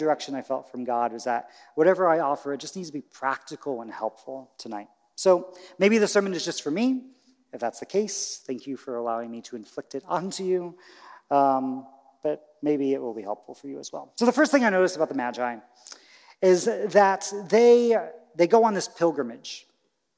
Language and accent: English; Indiana, United States; moved away; where I grew up in Indiana